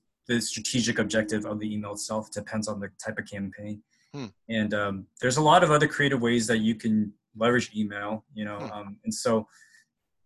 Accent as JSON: {"language": "English", "town": "Plano", "region": "Texas", "country": "United States", "tie": "born or raised there", "also_born_or_lived": "Dallas, Texas", "moved": "as an adult", "lives_now": "Seattle, United States", "said": "I grew up in Dallas, Texas. My parents are Taiwanese immigrants. I was born in Plano"}